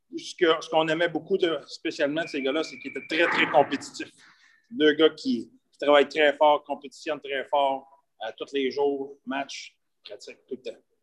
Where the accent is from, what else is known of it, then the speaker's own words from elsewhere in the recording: Sainte-Monique, Quebec, Canada; je viens de la rive de Trois-Rivières, je viens de, de, Nicolette, je viens de Sainte-Monique de Nicolette. j'ai été élevé sur une ferme